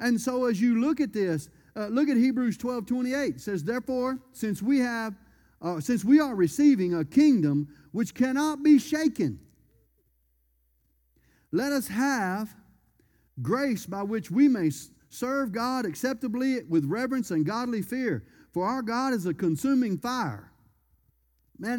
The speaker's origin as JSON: {"language": "English", "region": "Louisiana", "country": "United States", "said": "I'm from Louisiana"}